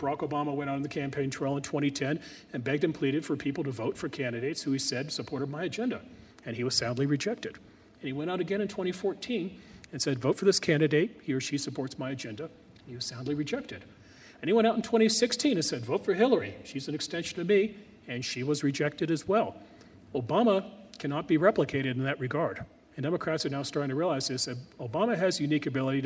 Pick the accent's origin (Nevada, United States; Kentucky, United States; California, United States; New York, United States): California, United States; as a Californian